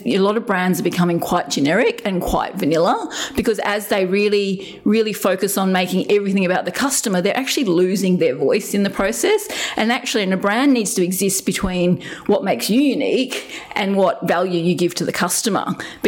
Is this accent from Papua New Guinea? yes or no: yes; Papua New Guinea; And growing up in New Guinea, being the white freckly kid, I was constantly trying to fit in.